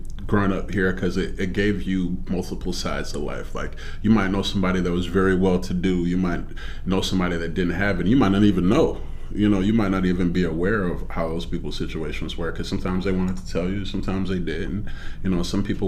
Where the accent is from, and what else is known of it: Aurora, Illinois, United States; born or raised there; also born or lived in LaGrange, Illinois / Chicago, Illinois